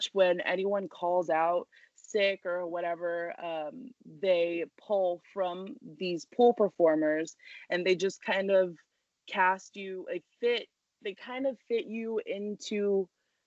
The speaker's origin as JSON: {"language": "English", "region": "New York", "country": "United States", "tie": "born or raised there", "said": "I grew up in New York"}